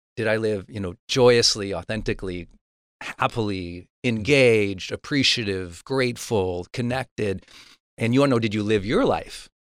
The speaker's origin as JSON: {"language": "English", "region": "Montana", "country": "United States", "said": "I'm from Montana."}